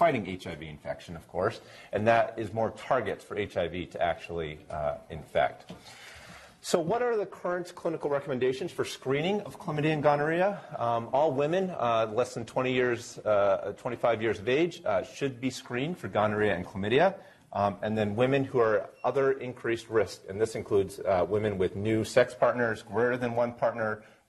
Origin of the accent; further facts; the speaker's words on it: New Hampshire, United States; moved away as an adult; now in Providence, United States; So I'm currently down at Brown University in Providence, but I grew up here in New Hampshire